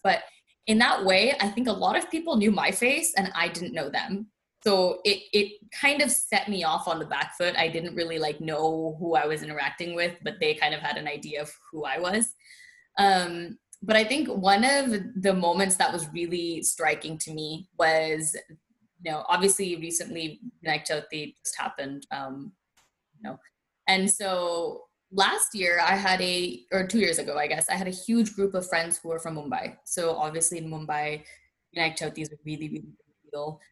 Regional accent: United States; I was born and raised in the United States

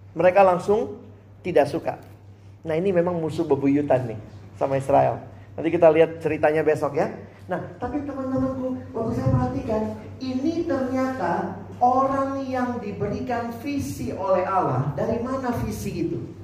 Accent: Makassar, South Sulawesi, Indonesia; moved away as an adult; also born or lived in Jakarta / Depok; Saya kan anak daerah. Dari Makassar kuliah ke Jakarta

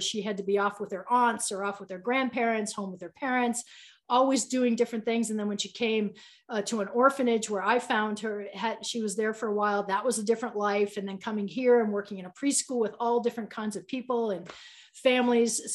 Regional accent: Boston, Massachusetts, United States; now in Boulder, United States; I'm from Boston

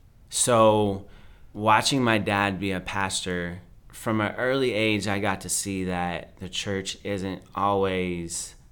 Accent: United States; So I grew up a little bit of everywhere, pretty much every pocket of America except the Northwest.

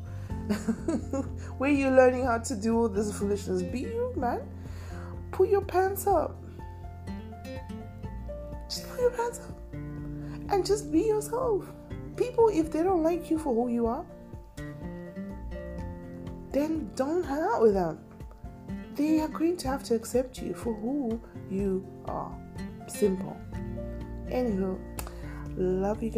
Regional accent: Harare, Zimbabwe; moved away; I will continuously act like where I was raised. And I'm a G Park B. baby all through and through. You know, Greystone Park every day, all day

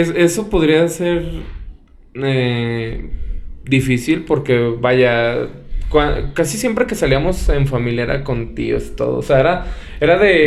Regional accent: Mexico; como mexicanos

